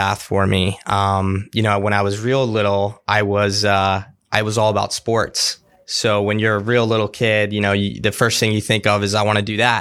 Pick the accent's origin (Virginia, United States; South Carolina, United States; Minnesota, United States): Virginia, United States; Fairfax; I grew up in Fairfax, Virginia. So I've lived here all my life. Haven't moved at all.